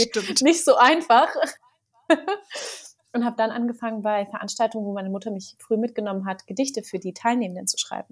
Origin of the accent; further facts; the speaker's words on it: Berlin, Germany; ich bin gebürtige Berlinerin, muss man dazu sagen. Das ist ja heutzutage eine Seltenheit ähm, und bin auch in Mitte groß geworden